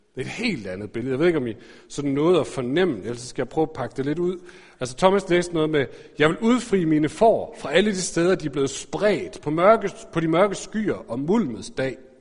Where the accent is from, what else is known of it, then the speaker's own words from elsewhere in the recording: Aarhus, Central Denmark Region, Denmark; jeg er vokset op i Aarhus.